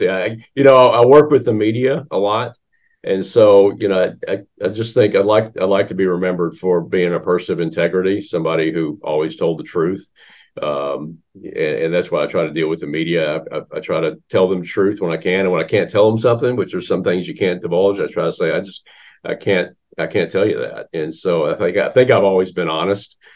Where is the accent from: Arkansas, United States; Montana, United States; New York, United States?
Arkansas, United States; Central; I grew up in Central Arkansas